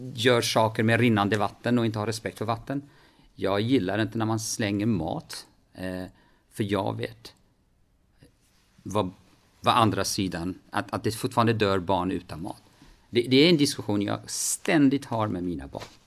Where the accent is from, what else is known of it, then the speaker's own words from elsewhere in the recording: Kurdistan Region, Iraq; moved away as an adult; now in Sweden; hemma i Kurdistan